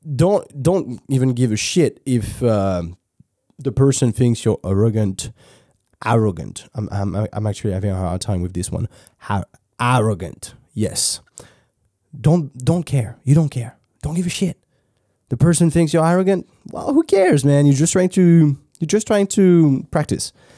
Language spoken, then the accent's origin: English; France; accent: French; English is a second language; I was French